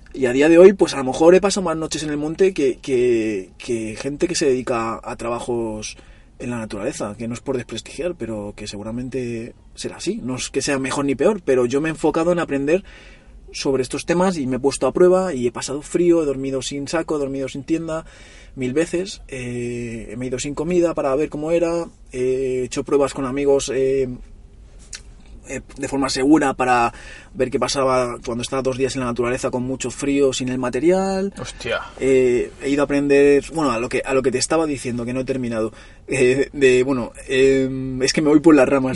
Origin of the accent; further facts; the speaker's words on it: Móstoles, Community of Madrid, Spain; moved away as an adult; now in Barcelona, Spain; yo nací en Madrid y me vine aquí a Barcelona con unos 20 años o así